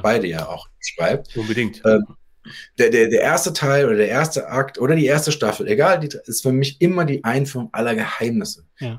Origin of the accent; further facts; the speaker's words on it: Darmstadt, Hesse, Germany; ich bin so wie die Lilien aus Darmstadt, wo ich herkomme